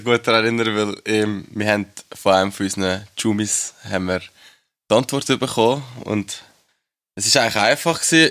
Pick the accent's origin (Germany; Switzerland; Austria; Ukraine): Switzerland; Schwyz; als einer vom Kanton Schweiz, hat man natürlich unseren eigenen Dialekt